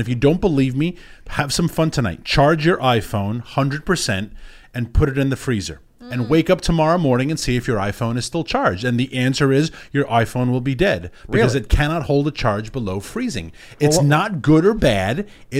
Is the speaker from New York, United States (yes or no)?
yes; New York City, New York, United States; growing up in New York City